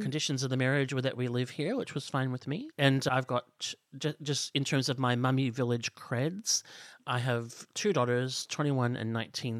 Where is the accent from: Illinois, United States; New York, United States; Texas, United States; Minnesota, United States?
Illinois, United States; outside of Chicago; moved away as an adult; also born or lived in Los Angeles, United States; now in Australia; I grew up outside of Chicago